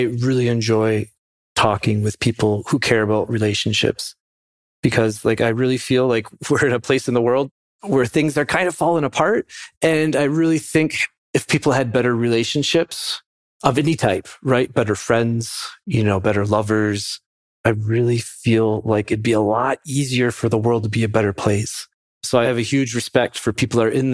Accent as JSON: {"language": "English", "region": "Minnesota", "country": "United States", "tie": "born or raised there", "said": "growing up in Minnesota, which I love, but it's winter here for about 9 months of the year."}